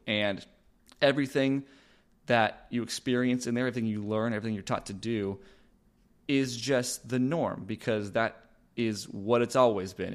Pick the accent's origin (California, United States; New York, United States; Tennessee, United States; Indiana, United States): California, United States; Los Angeles; moved away as an adult; now in Austin, United States; I am originally from Los Angeles, California. That's where I was born and raised